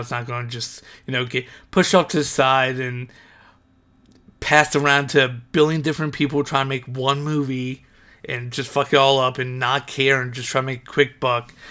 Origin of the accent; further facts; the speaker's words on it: Ohio, United States; moved away; go back to Ohio, I should say, 'cause I'm from Ohio